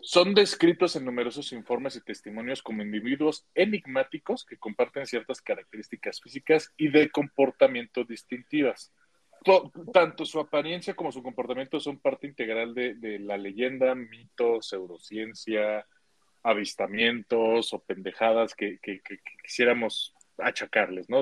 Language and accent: Spanish; Mexico